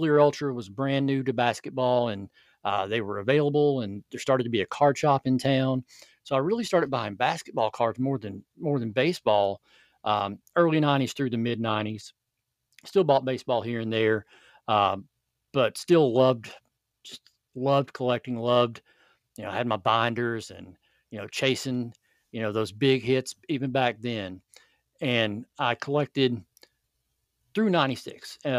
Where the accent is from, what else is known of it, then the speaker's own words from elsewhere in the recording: Kentucky, United States; I grew up in Central Kentucky in the 80s. Tobacco was still king.